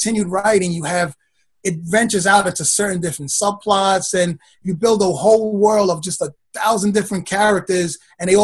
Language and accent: English; New York City, New York, United States; also born or lived in Brooklyn; I've been a Queens boy pretty much all my life. I was born in Brooklyn, and then Moved to Queens. I've been here ever since